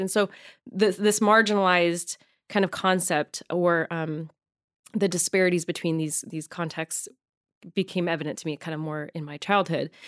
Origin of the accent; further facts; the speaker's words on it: Arizona, United States; also born or lived in Michigan; now in Los Angeles, United States; I grew up in Arizona